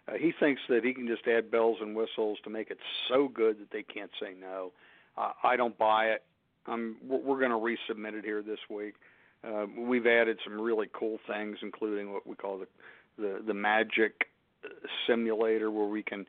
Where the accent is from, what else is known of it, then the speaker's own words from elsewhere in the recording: Pennsylvania, United States; my home state of Pennsylvania